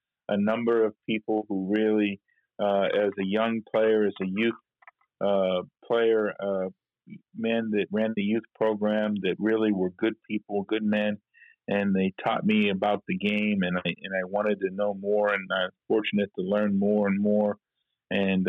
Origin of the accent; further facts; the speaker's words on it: McDonald, Pennsylvania, United States; moved away as an adult; also born or lived in Idaho / Cincinnati, Ohio; I actually grew up in a small town, McDonald, Pennsylvania, outside of Pittsburgh, PA, and went to high school there